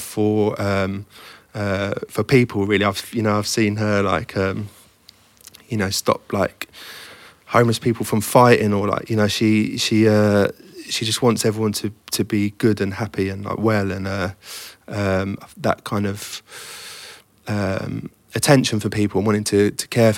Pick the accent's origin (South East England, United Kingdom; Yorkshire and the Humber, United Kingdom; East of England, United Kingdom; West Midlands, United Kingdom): East of England, United Kingdom; the Fens, Cambridgeshire; moved away; I grew up in the Fens, which is a flat farmland, you know, between Cambridge and Peterborough.